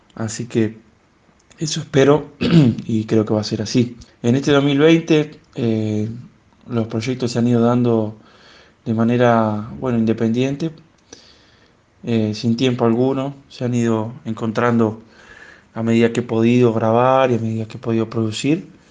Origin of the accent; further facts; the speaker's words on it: Urdampilleta, Buenos Aires Province, Argentina; moved away as an adult; now in Buenos Aires, Argentina; de Urdán Pilleta, pueblo del partido de Bolívar, al suroeste de la provincia de Buenos Aires